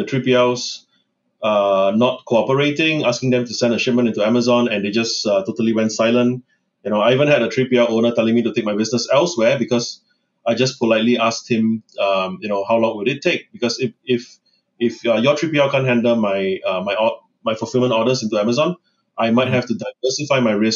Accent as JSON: {"language": "English", "country": "Singapore", "tie": "born or raised there", "said": "100% born and raised in Singapore"}